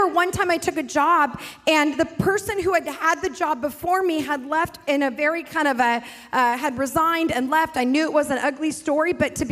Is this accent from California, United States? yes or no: yes; South Lake Tahoe, California, United States; also born or lived in Pasadena, California; I grew up in South Lake Tahoe, but I went to high school in LA, Pasadena area